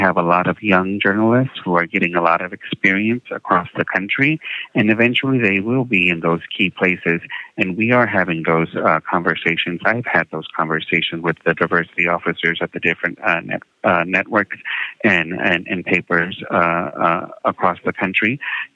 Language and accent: English; San Antonio, Texas, United States; moved away; also born or lived in Minneapolis / Washington, D.C.; growing up in San Antonio, my parents didn't teach us Spanish